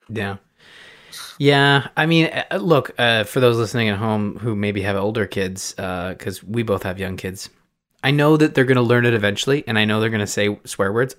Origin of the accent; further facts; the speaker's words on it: Canada; I'm Canadian